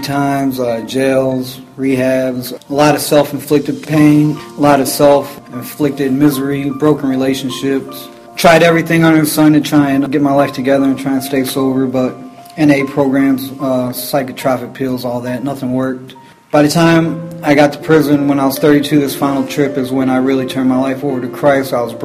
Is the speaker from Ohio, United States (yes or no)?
no; Detroit, Michigan, United States; also born or lived in Springfield; I was born in Springfield, raised in Detroit